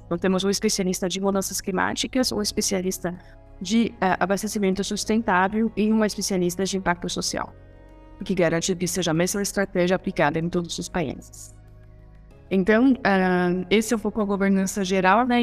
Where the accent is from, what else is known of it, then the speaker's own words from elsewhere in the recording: France; Portuguese is a second language; moved away as an adult; also born or lived in Chile / India; now in Brazil; eu sou francesa